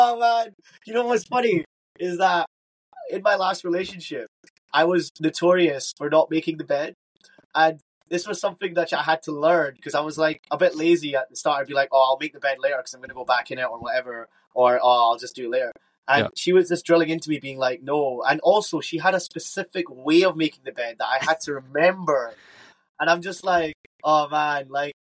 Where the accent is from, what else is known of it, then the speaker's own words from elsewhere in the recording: Scotland, United Kingdom; I'm from Scotland